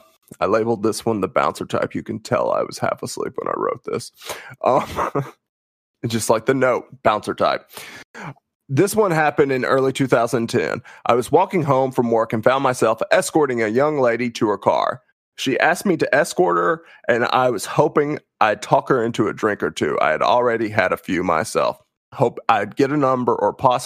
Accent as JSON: {"language": "English", "region": "the South", "country": "United States", "said": "I say this as a Southerner"}